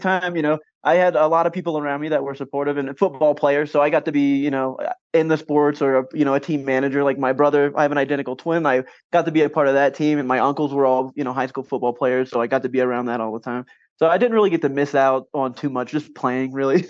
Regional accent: Champaign County, Ohio, United States; I grew up in Champaign County, Ohio.

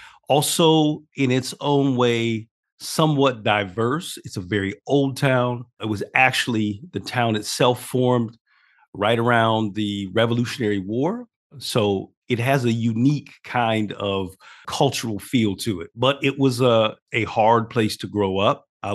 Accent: Steubenville, Ohio, United States; So I grew up in a pretty small town. I grew up in the Midwest in a town called Steubenville, Ohio. It is actually on the border, for context for people. This town is on the border of Ohio, Pennsylvania, and West Virginia.

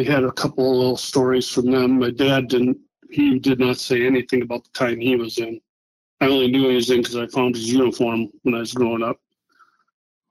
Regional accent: Madison, Wisconsin, United States; I grew up in Madison, Wisconsin, a very liberal town where someone like me is not very welcome. I grew up on the Far East Side, went to La Follette High School

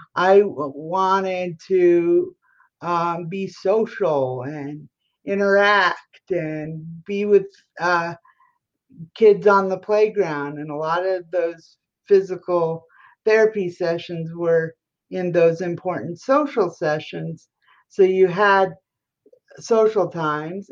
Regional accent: Colorado, United States; now in Washington, D.C., United States; I'm from Colorado and I live in Washington, D.C.

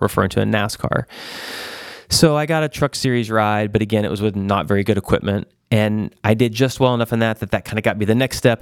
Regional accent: Joplin, Missouri, United States; I grew up in, uh, a town, Joplin, Missouri

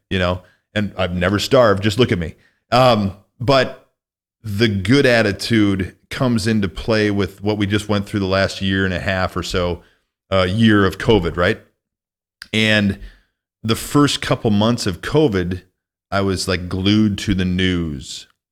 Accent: Northwest Illinois, United States; moved away as an adult; also born or lived in Minneapolis / California; now in Nevada, United States; I grew up in Northwest Illinois

